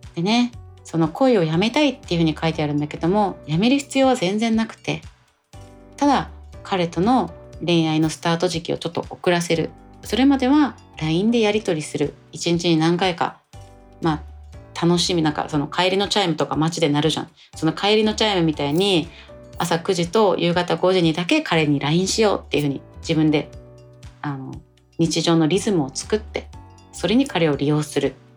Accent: Tokyo, Japan; 都内の高校出身

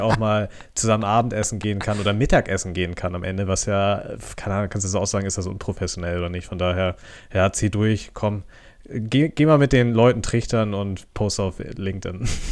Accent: Germany; als Deutscher

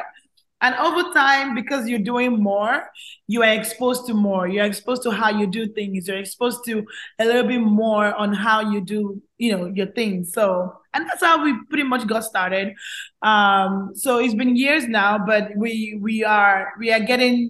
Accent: Nigeria; also born or lived in Calgary, Canada; now in Houston, United States; I grew up with a lot of good known actors and actresses that I look up to while I was growing up in Nigeria.

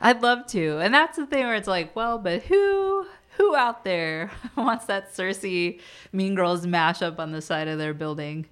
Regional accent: Virginia, United States; moved away as an adult; now in Washington, D.C., United States; I'm from Virginia, not too, too far, a very different world than here

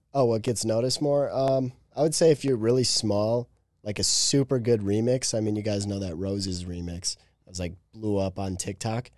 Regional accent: Wisconsin, United States; moved away as an adult; also born or lived in Chicago, Illinois; I was born in Chicago. I lived there for five, five and a half years and then moved north to Wisconsin. And then that's where I've lived until last June when I moved here

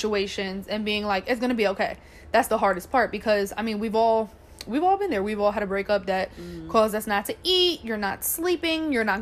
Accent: New York, United States; moved away as an adult; now in Pennsylvania, United States; we're both from New York

